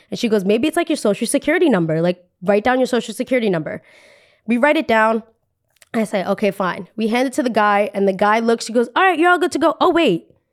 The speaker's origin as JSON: {"language": "English", "country": "Colombia", "also_born_or_lived": "New Jersey", "said": "we are from Colombia"}